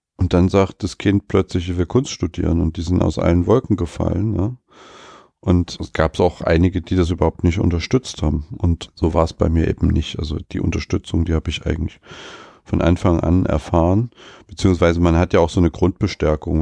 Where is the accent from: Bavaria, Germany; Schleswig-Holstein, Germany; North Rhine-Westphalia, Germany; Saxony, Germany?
Saxony, Germany; Leipzig; ich bin ja gebürtiger Leipziger